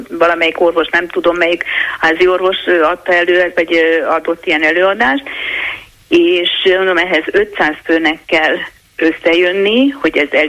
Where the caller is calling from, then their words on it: Pomáz, Pest, Hungary; Jó napot kívánok, Gergő, én Pomázról vagyok, egy érintett.